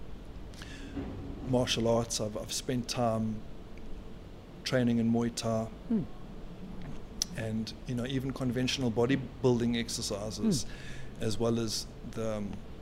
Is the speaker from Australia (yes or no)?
no; South Africa; As a South African